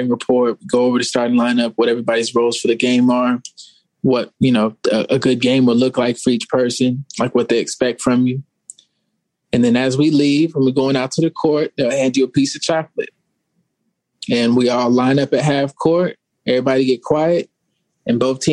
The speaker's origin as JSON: {"language": "English", "region": "Arizona", "country": "United States", "tie": "born or raised there", "said": "I grew up in Arizona"}